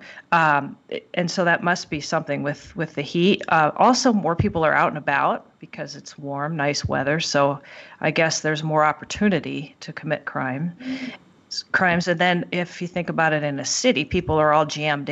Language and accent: English; Southern California, United States; also born or lived in Tahoe area; now in Lake Tahoe, United States; I grew up in Southern California